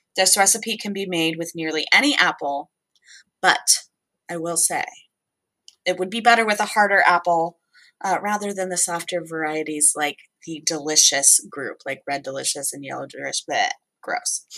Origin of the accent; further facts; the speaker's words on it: Southwest, United States; moved away; I'm from the Southwest